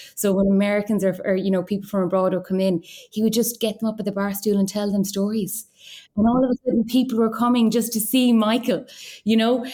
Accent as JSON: {"language": "English", "town": "Kinvara", "region": "Connacht", "country": "Ireland", "said": "I'm from Kimbara, which is on the border of Clare and Galway"}